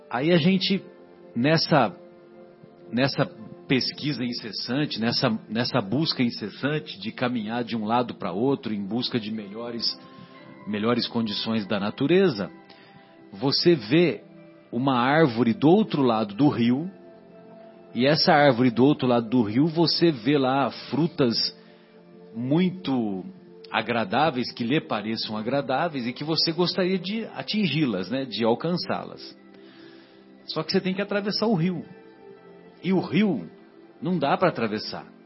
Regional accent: São José do Rio Pardo, São Paulo, Brazil; Lá na minha cidade, em São José do Rio Pardo, que amanhã eu irei para lá

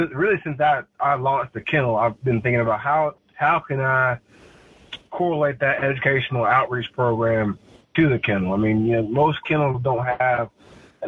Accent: Clemson, South Carolina, United States; we come from Clemson

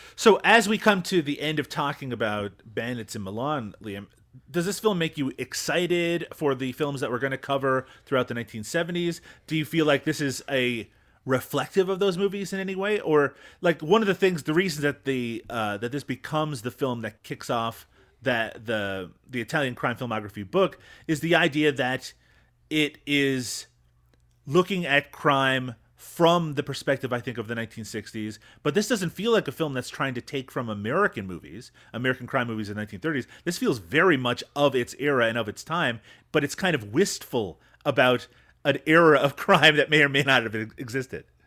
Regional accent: Canada; as a Canadian

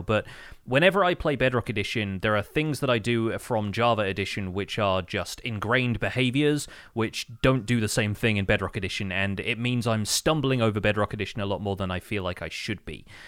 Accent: United Kingdom; as a British person

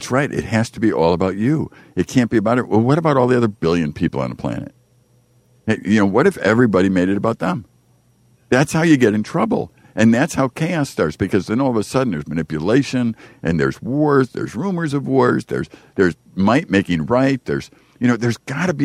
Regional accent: Chicago, Illinois, United States; I grew up in Chicago, and we used to have a lot of street basketball

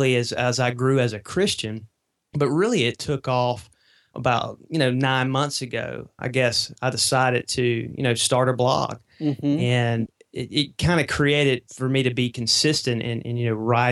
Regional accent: Mississippi, United States; accent: Southern; I'm down here in Mississippi, and so you may can tell from my accent a little bit

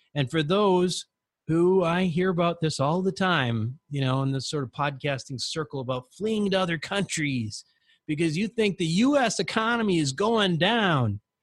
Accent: United States; the opportunity to grow up as an American

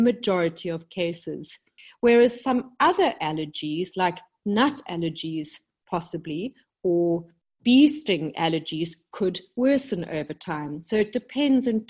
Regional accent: South Africa; moved away as an adult; also born or lived in London, United Kingdom; I came back to South Africa, my home country, about 10 years ago

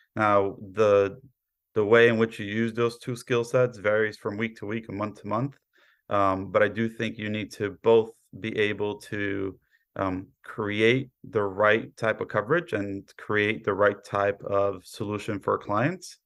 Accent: New York City, New York, United States; also born or lived in Poland / Queens; I was born in Poland, raised in Brooklyn

